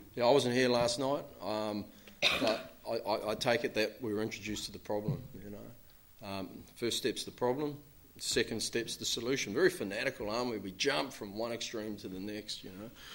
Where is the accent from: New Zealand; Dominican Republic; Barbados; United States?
New Zealand; I'm from New Zealand